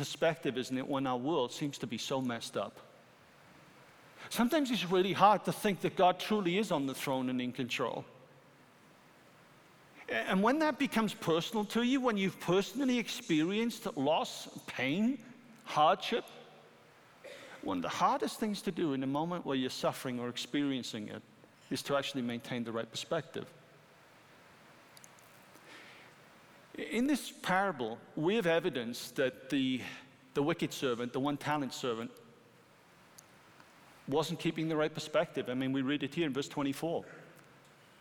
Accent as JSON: {"language": "English", "country": "United Kingdom", "said": "I'm a British citizen"}